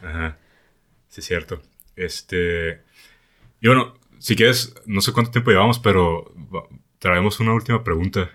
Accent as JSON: {"language": "Spanish", "country": "Mexico", "said": "yo soy el mexicano"}